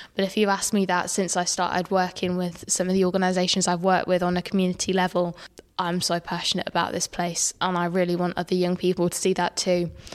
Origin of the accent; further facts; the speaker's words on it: Peterborough, East of England, United Kingdom; I'm from Alton and Woodstone